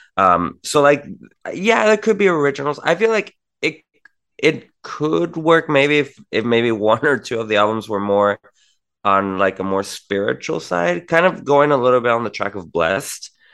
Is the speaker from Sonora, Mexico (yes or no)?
no; Tijuana, Baja California, Mexico; I'm from Tijuana, Mexico